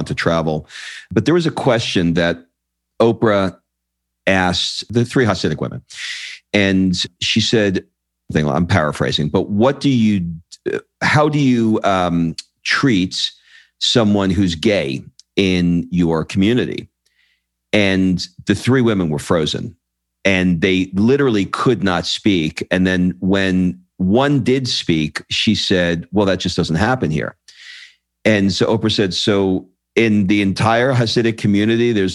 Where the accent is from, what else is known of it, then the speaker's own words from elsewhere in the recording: New York City, New York, United States; also born or lived in Brooklyn, New York; now in Los Angeles, United States; I grew up in Queens, and I was born in Brooklyn. I live in LA now